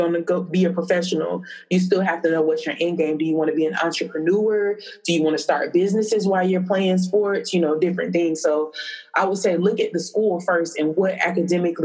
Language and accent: English; Tallahassee, Florida, United States; I'm born and raised in Tallahassee